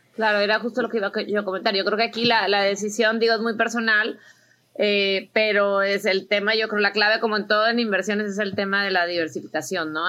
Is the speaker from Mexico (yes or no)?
yes; Mexico; also born or lived in United States; soy mexicana, americana, invierto aquí, invierto allá